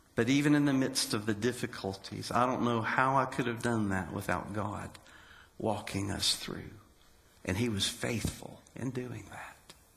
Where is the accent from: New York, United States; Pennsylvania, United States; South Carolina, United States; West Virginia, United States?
West Virginia, United States; moved away as an adult; also born or lived in Daytona Beach, Florida / North Carolina / Alabama / Arizona; I grew up in West Virginia in a loving home with my mother, my father, and my sister